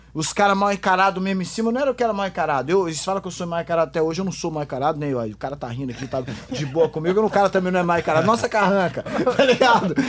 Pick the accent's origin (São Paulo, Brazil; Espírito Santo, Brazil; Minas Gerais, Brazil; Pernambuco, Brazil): Espírito Santo, Brazil; Eu sendo capixaba, canela verde